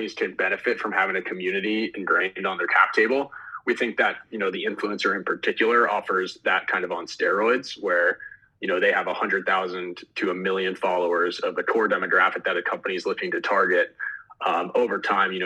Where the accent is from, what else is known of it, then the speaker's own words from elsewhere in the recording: Los Angeles, California, United States; moved away as an adult; also born or lived in Philadelphia; I grew up in Los Angeles originally